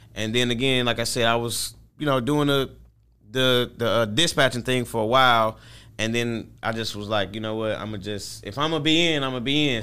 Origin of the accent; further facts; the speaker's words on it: St. Louis, Missouri, United States; I'm from Saint Louis, Missouri